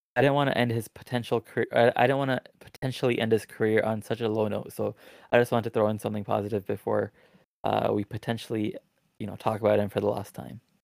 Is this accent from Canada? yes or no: yes; Toronto, Ontario, Canada; I'm from Toronto